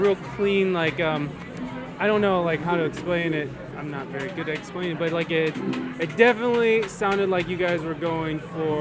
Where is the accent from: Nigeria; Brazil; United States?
United States; Toledo, Ohio; I'm from Toledo, Ohio